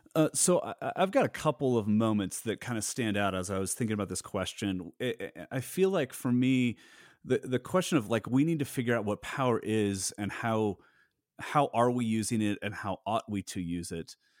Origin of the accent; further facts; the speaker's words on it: Southern California, United States; I grew up in Southern California in a really, really large church